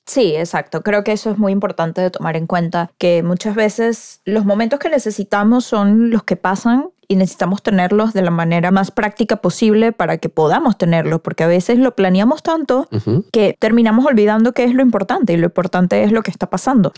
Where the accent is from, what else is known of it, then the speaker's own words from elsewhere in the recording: Venezuela; en mi país, en Venezuela.